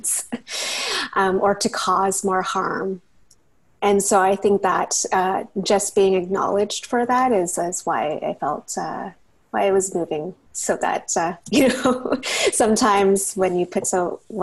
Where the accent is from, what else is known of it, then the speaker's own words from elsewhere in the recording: Burnaby, British Columbia, Canada; also born or lived in United States; I grew up in Burnaby in the Lower Mainland.